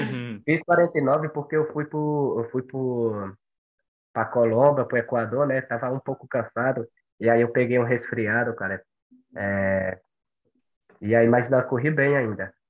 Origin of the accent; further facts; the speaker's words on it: Monte Santo, Bahia, Brazil; moved away as an adult; now in São Paulo, Brazil; eu sou de Monte Santo, Bahia